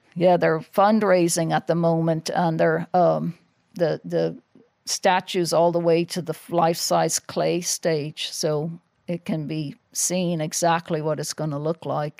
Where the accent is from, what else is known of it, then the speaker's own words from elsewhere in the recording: Ireland; moved away; I'm probably the only world champion in history that's not allowed to fight in their own country